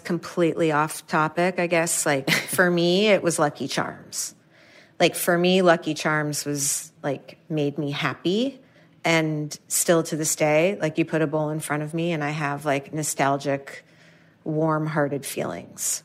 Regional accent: New York City, New York, United States; I'm from New York City, like Manhattan

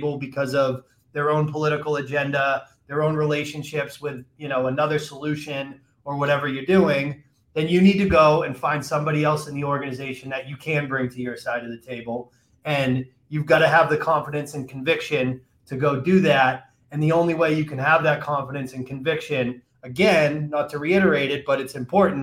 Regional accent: Massachusetts, United States; moved away; I grew up, I'm from Massachusetts originally

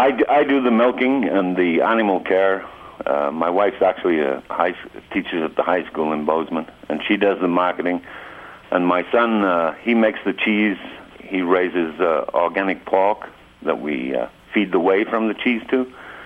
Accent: England, United Kingdom; I'm from England originally, and I worked with cattle all over the world.

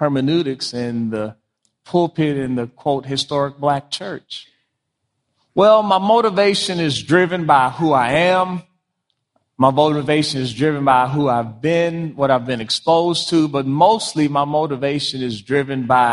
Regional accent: Washington, District of Columbia, United States; also born or lived in Prince George's County, Maryland; I grew up in Washington, D.C., grew up in Prince George's County, home of the largest black middle class.

